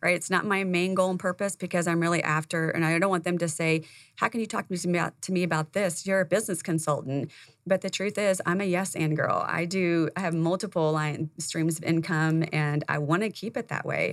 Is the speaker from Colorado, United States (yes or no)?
no; Indiana, United States; moved away; I came from Indiana, that's where I was born and raised